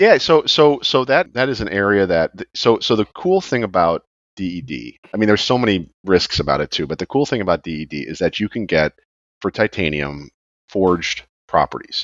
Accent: outside Chicago, Illinois, United States; now in Florida, United States; I grew up outside Chicago which which has snow obviously now I'm in Florida

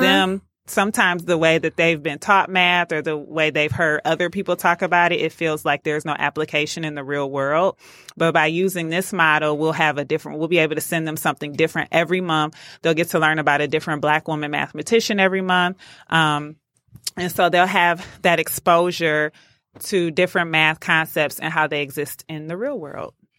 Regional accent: Detroit, Michigan, United States; growing up in Detroit, I was a part of a program called DAPSEP

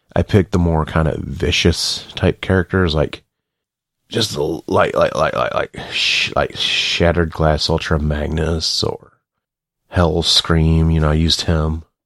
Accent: the South, United States; I'm from the South

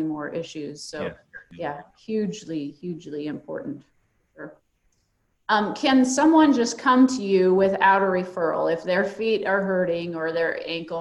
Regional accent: Minnesota, United States; now in Nebraska, United States; I myself I'm not a Nebraska native. I grew up in Minnesota

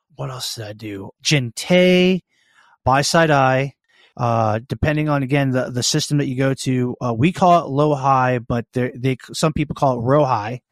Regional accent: Annapolis, Maryland, United States; born and raised in Annapolis, Maryland

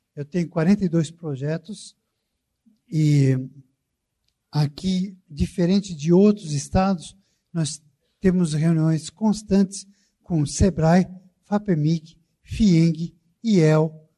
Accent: São Paulo, Brazil; eu sou paulista

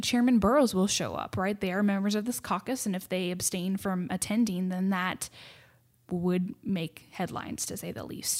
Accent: Seattle, Washington, United States; moved away as an adult; now in Texas, United States; I grew up in Seattle, Washington, of all places

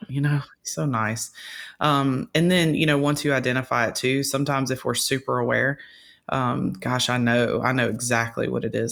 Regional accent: Louisiana, United States; I grew up in Louisiana hunting

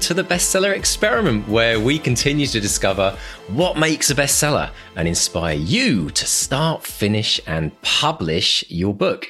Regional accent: United Kingdom; But then we are British, yes, and that's our right, isn't it?

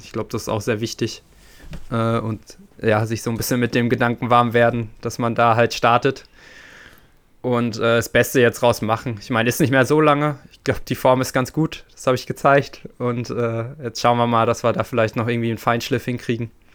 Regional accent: Sauerland, North Rhine-Westphalia, Germany; moved away as an adult; also born or lived in Leipzig / Chemnitz; wir kommen halt beide aus dem Sauerland, so. Wir sind quasi Nachbarn zu Hause

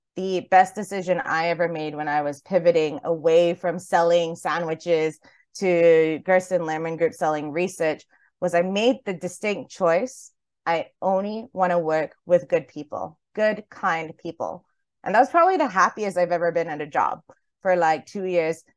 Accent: Highland, New York, United States; now in Singapore; from my time, like, growing up in Highland, New York

